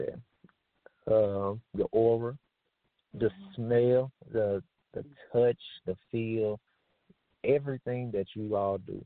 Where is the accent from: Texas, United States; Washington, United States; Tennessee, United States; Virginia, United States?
Tennessee, United States; I'm from Tennessee